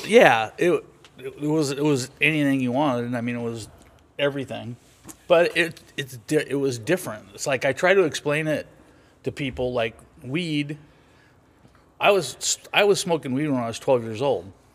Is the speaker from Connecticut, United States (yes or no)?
no; Los Angeles, California, United States; moved away as an adult; I grew up in Venice Beach in the sixties and the seventies.